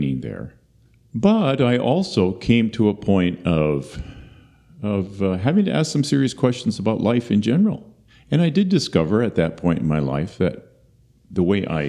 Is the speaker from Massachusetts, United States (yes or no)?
no; Marshfield, Wisconsin, United States; I was born in 1959 in Marshfield, Wisconsin, the last of four children, to a pastor